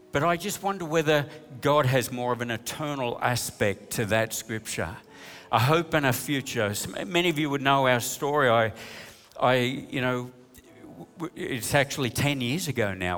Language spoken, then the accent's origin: English; New South Wales, Australia; We're from New South Wales